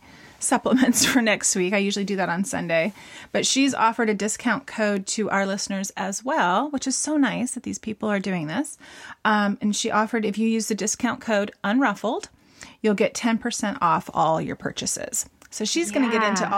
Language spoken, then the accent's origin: English; Southern California, United States; I am from Southern California